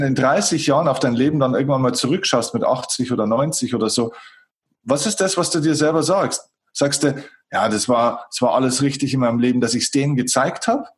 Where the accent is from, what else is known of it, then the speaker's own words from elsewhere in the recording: Germany; bei uns in Deutschland